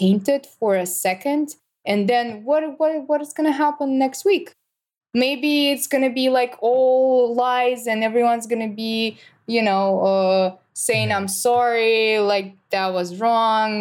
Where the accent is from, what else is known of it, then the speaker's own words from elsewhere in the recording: Russia; moved away; I'm from Russia